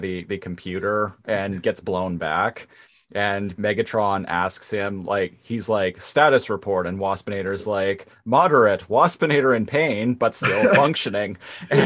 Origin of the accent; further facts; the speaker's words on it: Nanaimo, British Columbia, Canada; I was living, I grew up in Nanaimo